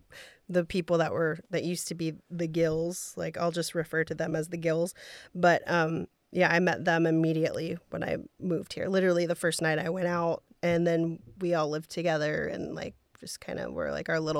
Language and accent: English; Texas, United States; I'm from Texas. Yeah.